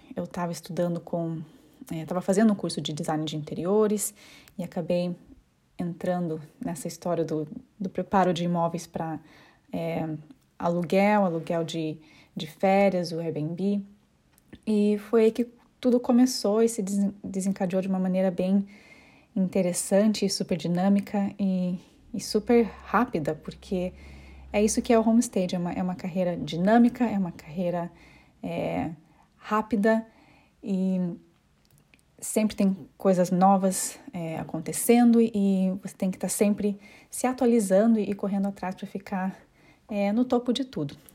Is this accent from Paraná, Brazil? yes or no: yes; Curitiba, Paraná, Brazil; accent: curitibana; moved away as an adult; now in London, United Kingdom; eu sou de Curitiba, porém eu me mudei para Londres há aproximadamente cinco anos